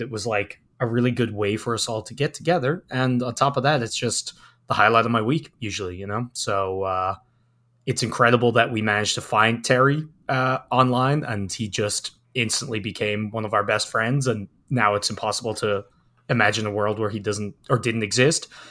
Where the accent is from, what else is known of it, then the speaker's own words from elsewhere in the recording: Ireland; now in Canada; I hail from Ireland. I'm currently living in Canada